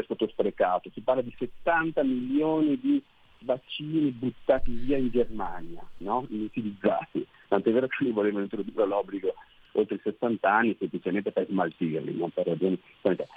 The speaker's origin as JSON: {"language": "Italian", "town": "Brescia", "region": "Lombardy", "country": "Italy", "moved": "yes", "lives_now": "Venice, Italy", "said": "sono un bresciano che sta a Venezia adesso"}